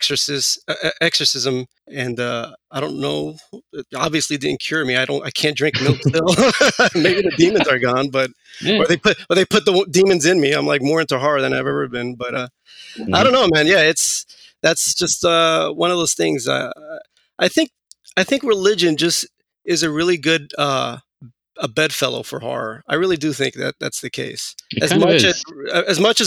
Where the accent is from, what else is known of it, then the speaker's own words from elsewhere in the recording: New York City, New York, United States; I grew up in Queens, in Astoria specifically. And then we eventually moved over to Flushing.